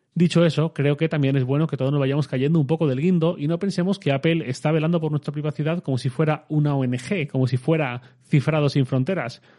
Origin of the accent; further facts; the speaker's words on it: Torrent, Valencian Community, Spain; yo soy de Torrent, mi ciudad.